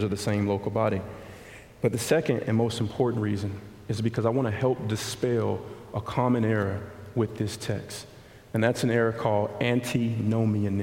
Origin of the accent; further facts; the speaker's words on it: Montgomery, Alabama, United States; I grew up in West Montgomery